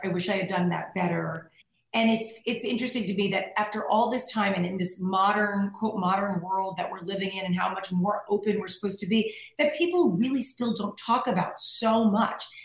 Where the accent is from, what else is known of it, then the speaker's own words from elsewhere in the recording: New York, United States; moved away as an adult; now in California, United States; I'm like a New Yorker